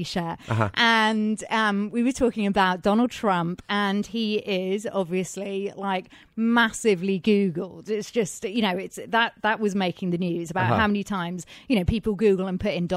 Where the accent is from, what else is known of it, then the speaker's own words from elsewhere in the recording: England, United Kingdom; accent: English; now in Los Angeles, United States; my English accent, which, by the way, isn't put on despite what some people say